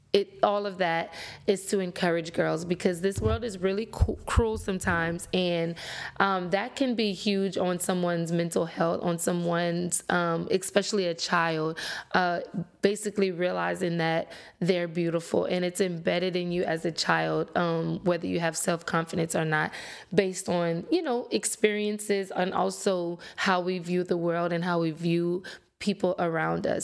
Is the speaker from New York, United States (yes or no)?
no; Lafayette, Louisiana, United States; I'm from Louisiana, um, born and raised Lafayette, to be exact